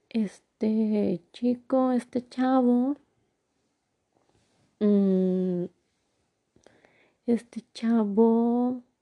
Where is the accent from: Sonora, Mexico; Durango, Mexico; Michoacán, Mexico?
Durango, Mexico; born there; bueno, yo nací en Durango, entonces decí, y toda mi familia está en Durango, mis abuelos, mis tíos, mis primos